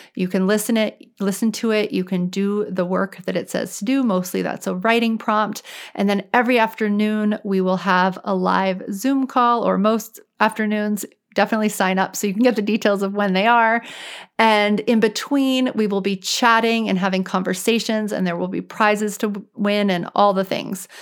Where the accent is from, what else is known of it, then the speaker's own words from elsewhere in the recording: New Orleans, Louisiana, United States; now in Boston, United States; I'm actually from New Orleans.